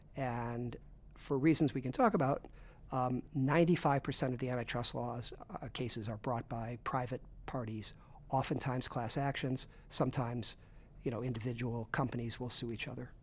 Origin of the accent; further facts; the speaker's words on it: Chicago, Illinois, United States; also born or lived in Brooklyn; I grew up in Chicago.